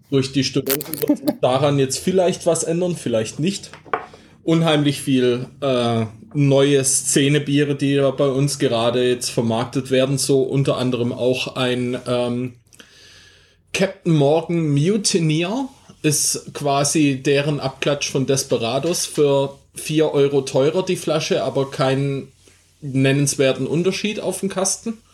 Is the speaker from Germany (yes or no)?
yes; Baden-Württemberg, Germany; Nochmal vorneweg, ich bin Schwabe, also nicht wundern.